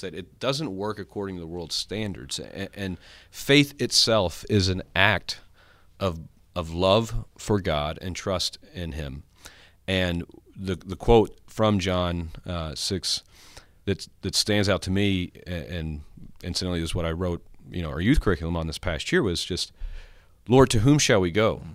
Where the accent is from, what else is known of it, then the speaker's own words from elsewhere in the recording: Longview, Texas, United States; I grew up in Northeast Texas here in Longview